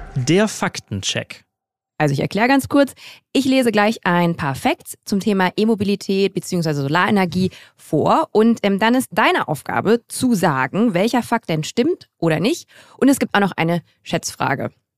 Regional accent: Grevenbroich, North Rhine-Westphalia, Germany; ich komme aus Grevenbruch, das ist äh, in der Nähe von Düsseldorf

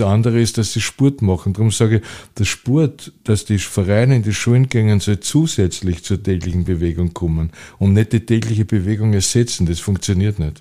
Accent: Vienna, Austria; Ich habe das Glück gehabt, dass ich in die lebenswerteste Stadt der Welt äh, geboren wurde.

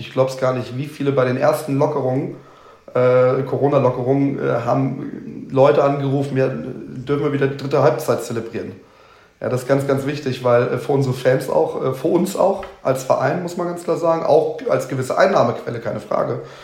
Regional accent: southern Lower Saxony, Germany; moved away; also born or lived in Hüttenberg, Hesse; ich bin gebürtiger Südniedersachse

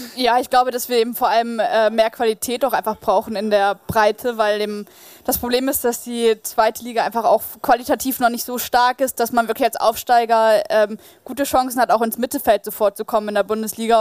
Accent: Bremen, Germany; moved away as an adult; now in Wolfsburg, Germany; Bin nahe meiner Heimat Bremen

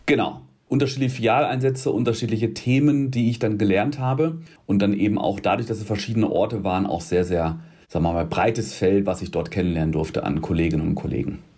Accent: Rheda-Wiedenbrück, North Rhine-Westphalia, Germany; also born or lived in Gütersloh; Also ich bin aufgewachsen in Wiedenbrück. Das ist ein Doppelort, räder Wiedenbrück, um genau zu sein.

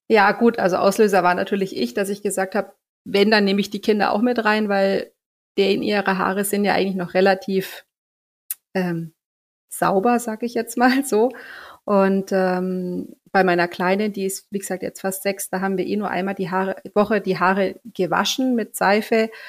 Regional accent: near Augsburg, Bavaria, Germany; Ich komme ähm, aus der Nähe von Augsburg, bin 40 Jahre alt, bin Mama von zwei Kindern, die zwölf und ähm, fast sechs Jahre alt sind. Und ähm, wir leben hier äh, in der Nähe von Augsburg

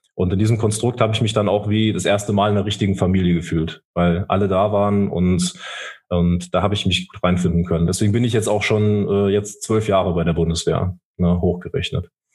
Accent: Saarland, Germany; also born or lived in Rhineland-Palatinate; ich bin groß, groß geworden in Rheinland-Pfalz, aber meine Mutter ist dann mit uns ins Saarland gegangen und ich habe mir dann auch diese saarländische Identität auch angeeignet

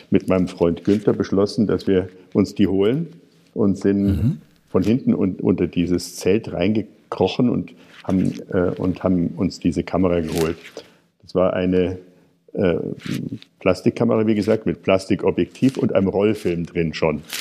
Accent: Munich, Bavaria, Germany; also born or lived in Brazil / United States; in München geborener Mensch, also nicht, ja doch in München geboren, äh, ein bisschen außerhalb erstmal aufgewachsen auf dem Land und dann etwas durch die Weltgeschichte äh, geschubst worden. In der Schulzeit die Familie mal nach Brasilien gezogen, äh, teilweise in den USA in die Schule gegangen

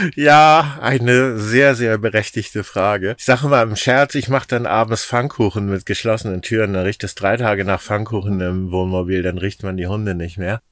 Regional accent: Schleswig-Holstein, Germany; also born or lived in Bad Bramstedt; ich war immer ein, ein Kind des Meeres sozusagen, zwischen den Meeren aufgewachsen

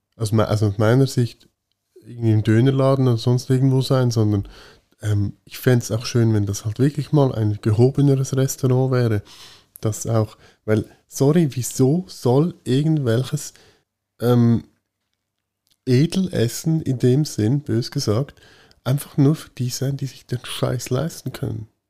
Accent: Switzerland; bei uns in der Schweiz

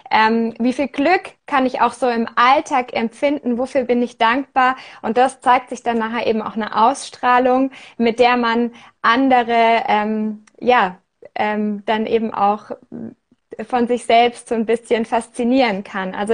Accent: Germany; now in Switzerland; ähm, wohne in der Schweiz, bin aus Deutschland

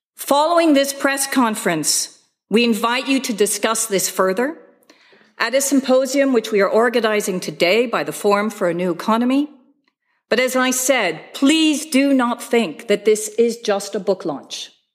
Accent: Bay Area, California, United States; I grew up in California, by the way, actually in the Bay Area

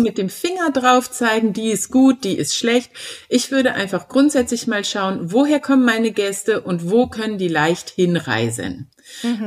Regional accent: Germany; bei uns in Deutschland

